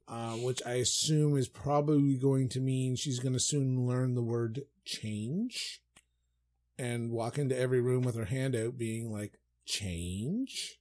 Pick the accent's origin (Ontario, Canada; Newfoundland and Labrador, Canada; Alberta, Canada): Newfoundland and Labrador, Canada; when I grew up in Foundland and we owned the hardware store